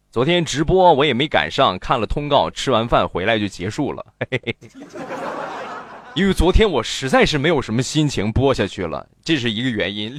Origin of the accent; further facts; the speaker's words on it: Shandong, China; 我们山东方言的理解，就是山东话都是一个味儿，实际不是